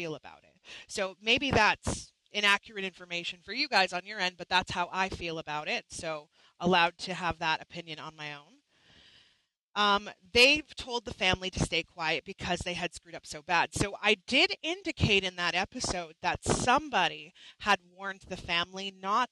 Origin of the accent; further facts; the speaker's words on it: Canada; I'm a Canadian. I'm not American